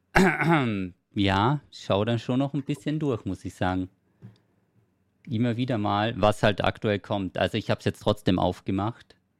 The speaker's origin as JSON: {"language": "German", "region": "Carinthia", "country": "Austria", "moved": "yes", "said": "Und ich komme ja ursprünglich aus Kärnten"}